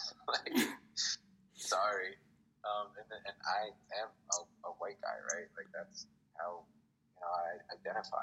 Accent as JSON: {"language": "English", "town": "Lancaster", "region": "Pennsylvania", "country": "United States", "tie": "born or raised there", "also_born_or_lived": "Philadelphia, Pennsylvania / Arizona", "moved": "as an adult", "said": "growing up in Lancaster"}